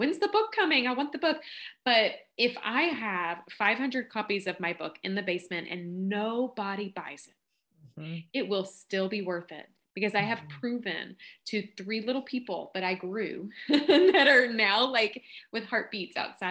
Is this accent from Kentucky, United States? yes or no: yes; Kentucky, United States; accent: Southern drawl; I'm from Kentucky. I'm not sure if you picked up on the accent